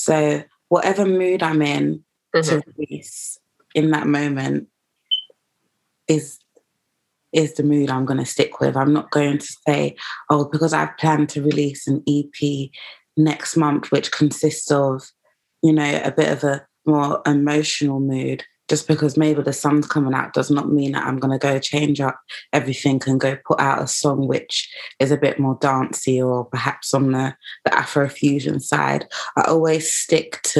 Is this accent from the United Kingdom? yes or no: yes; London, United Kingdom; I am from East London, but I feel like the fact that I am half Ghanaian and half Jamaican